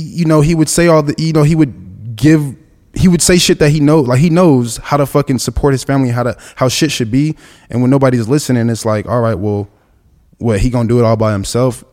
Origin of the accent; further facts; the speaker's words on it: Los Angeles, California, United States; grew up with my grandma, we were on the east side, and the east side is, like, Central and forty-third.